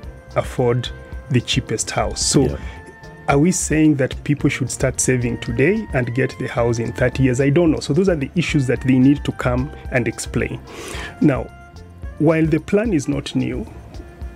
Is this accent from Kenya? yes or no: yes; Kenya; as a Kenyan